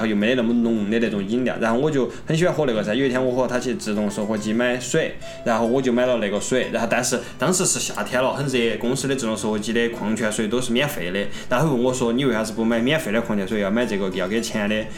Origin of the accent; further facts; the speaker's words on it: China; moved away as an adult; now in Germany; 我们中国人的文化